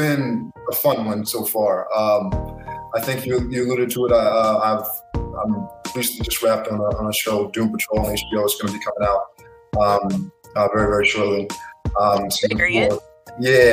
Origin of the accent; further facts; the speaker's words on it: New York, United States; I was born in New York